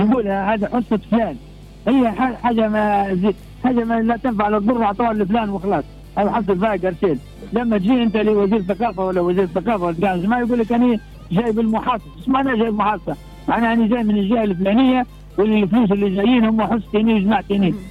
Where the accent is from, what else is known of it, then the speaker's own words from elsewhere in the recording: Tripoli, Libya; احنا عندنا في طرابلس